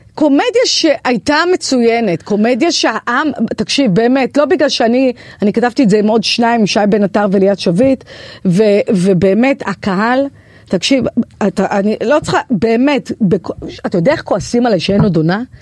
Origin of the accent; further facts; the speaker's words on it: Kiryat Yam, Haifa District, Israel; moved away; אני מקריית ים במקור